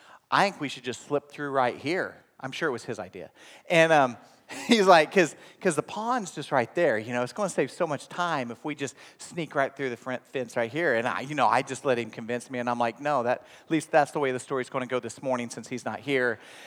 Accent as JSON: {"language": "English", "town": "Inola", "region": "Oklahoma", "country": "United States", "tie": "born or raised there", "said": "From about the age of 5 on, I grew up in Oklahoma. And the town I graduated from is Inola, Oklahoma."}